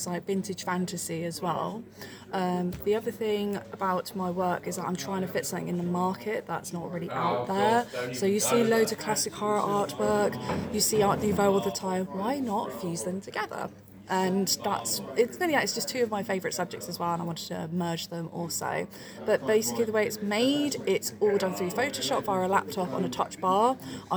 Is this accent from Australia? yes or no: no; United Kingdom; me being British